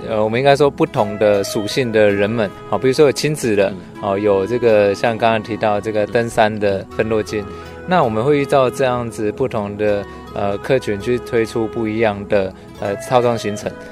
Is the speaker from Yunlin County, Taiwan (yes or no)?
yes; Gukeng, Yunlin County, Taiwan; 我们从小在这边生活长大